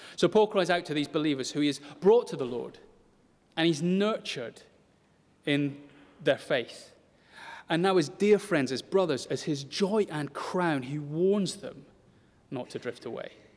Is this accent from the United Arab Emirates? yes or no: no; United Kingdom; if we're British